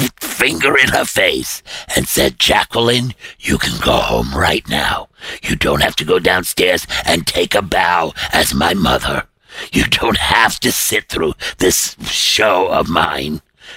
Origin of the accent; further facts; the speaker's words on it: New York City, New York, United States; moved away as an adult; now in Connecticut, United States; I'm a guy from Brooklyn